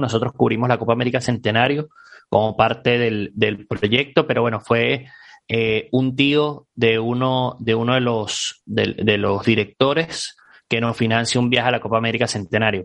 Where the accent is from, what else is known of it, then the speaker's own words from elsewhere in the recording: Caracas, Capital District, Venezuela; moved away as an adult; yo soy, soy venezolano, eh, oriundo de Caracas. salí del país hace ya cuatro años